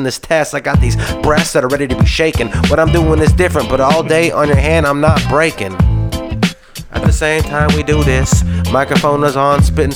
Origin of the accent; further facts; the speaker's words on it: Lodi, California, United States; I'm from Lodi, California